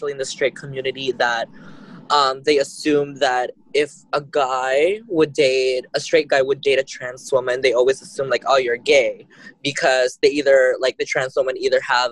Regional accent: Philippines; I'm Filipino

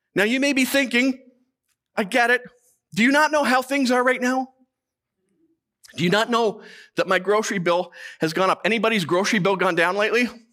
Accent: Canada; we are Canadian

